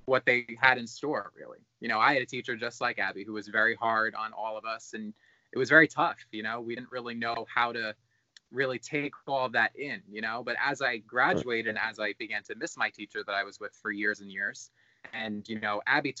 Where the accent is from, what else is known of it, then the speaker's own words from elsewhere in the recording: Long Island, New York, United States; I'm from Long Island, New York. Still live here